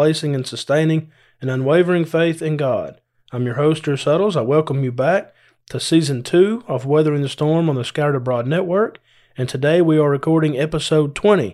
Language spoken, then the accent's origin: English; Adairsville, Georgia, United States; now in South Georgia, United States; I'm from Adairsville